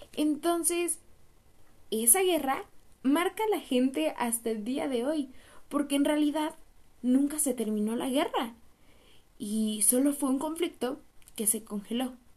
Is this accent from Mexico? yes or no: yes; Mexico; como mexicanos tenemos que aprovechar nuestro país